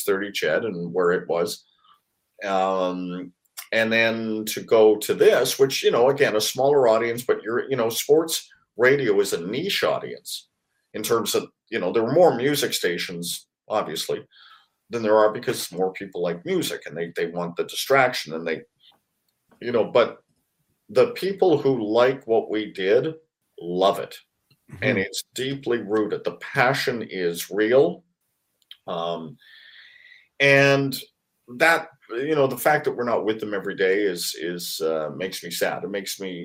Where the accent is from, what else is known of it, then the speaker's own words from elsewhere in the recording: Vancouver, British Columbia, Canada; growing up in Vancouver